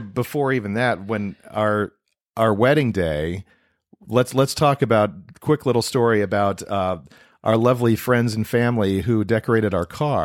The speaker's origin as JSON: {"language": "English", "town": "Toledo", "region": "Ohio", "country": "United States", "said": "I was from Toledo, Ohio."}